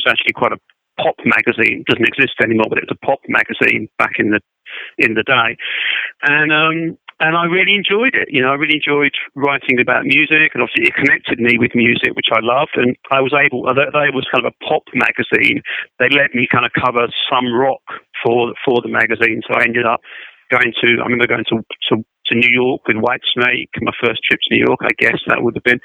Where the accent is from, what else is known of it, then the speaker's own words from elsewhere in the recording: London, United Kingdom; I'm in London, where I've always been, so yes, I've not moved very far